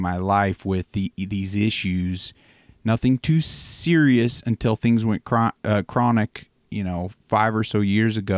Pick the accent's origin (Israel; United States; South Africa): United States; Pennsylvania; as a kid, my family, we grew up on the East Coast, and we had a few different properties in Pennsylvania